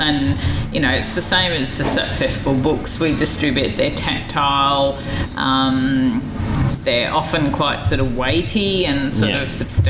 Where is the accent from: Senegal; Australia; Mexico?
Australia; Melbourne, Victoria; I'm from Melbourne.